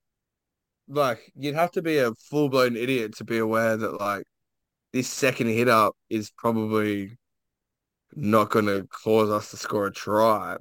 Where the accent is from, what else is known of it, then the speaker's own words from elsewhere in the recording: Queensland, Australia; I'm a Queenslander